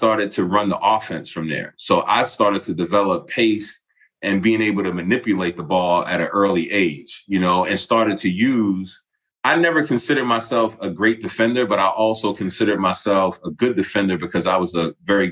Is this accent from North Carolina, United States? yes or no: no; New York City, New York, United States; moved away as an adult; I was born and raised in Harlem